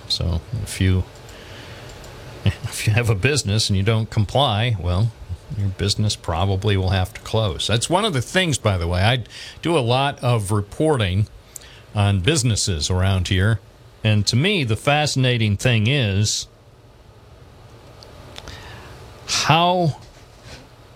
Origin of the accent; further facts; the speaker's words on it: Endwell, New York, United States; also born or lived in Endicott, New York; as a young lad growing up in Endwell and then later in Endicott